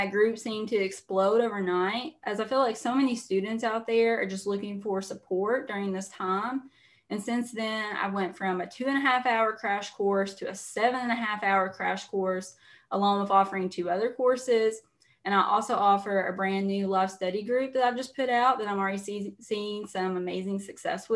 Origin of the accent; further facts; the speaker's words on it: Eastern Kentucky, United States; I'm from Eastern Kentucky, you know, everyone back home, teachers, coal miners, that sort of thing